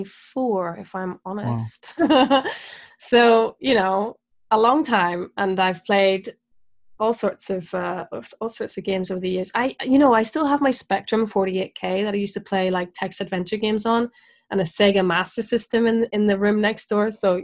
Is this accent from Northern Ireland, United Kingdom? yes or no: yes; Belfast, Northern Ireland, United Kingdom; also born or lived in Scotland / Brighton / Dorset / Bristol; I am. I'm from Northern Ireland, yeah. Belfast.